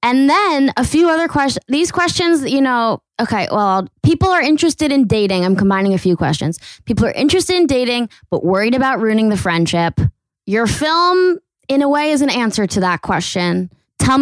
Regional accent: Connecticut, United States; also born or lived in New York City; I'm from Connecticut, but I went to NYU

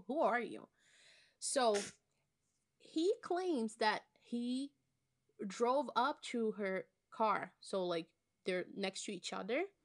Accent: Belo Horizonte, Minas Gerais, Brazil; interviewed in Belo Horizonte, my hometown.

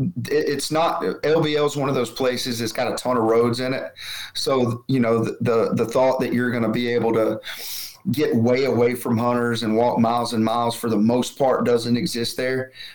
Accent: Alabama, United States; Growing up in Alabama, where it was absolutely not legal, it's just one of those things that I don't do.

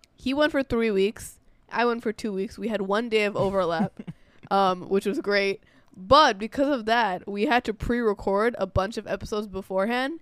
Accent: New York, United States; we're, we're American born. I'm from New York

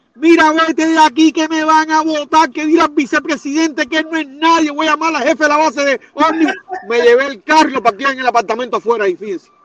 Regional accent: Cuba; moved away; fui, caballero, al poder popular de mi, de mi pueblo, donde yo era un almacenero

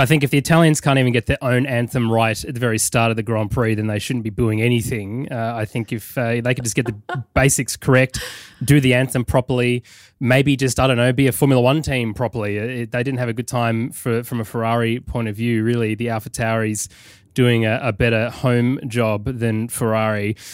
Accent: United Kingdom; be as British as possible as I fly that passport of mine

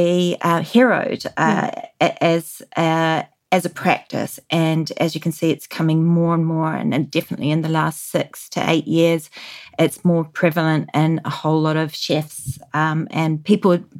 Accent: New Zealand; moved away; growing up in New Zealand in the 80s

